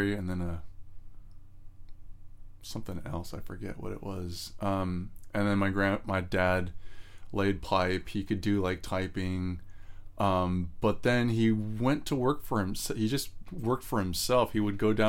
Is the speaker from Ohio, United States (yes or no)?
no; San Jose, California, United States; born and raised in California